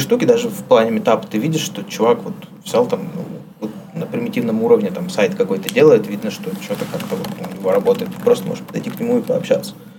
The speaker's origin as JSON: {"language": "Russian", "town": "Kirov", "region": "Kirov Oblast", "country": "Russia", "tie": "born or raised there", "moved": "yes", "said": "я из Кирова, Кировская область, Вятка"}